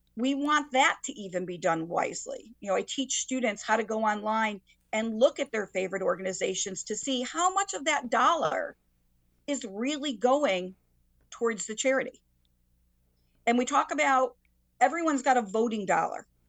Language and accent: English; Waterbury, Connecticut, United States; I grew up in Waterbury